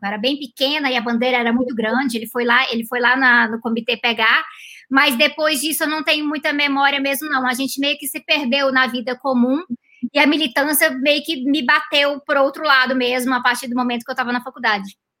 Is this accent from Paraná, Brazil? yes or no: no; Goiânia, Goiás, Brazil; moved away as an adult; also born or lived in Canada; Eu sou de Goiânia. De Goiânia. Aí eu morei em Goiânia até, até os 18 anos de idade.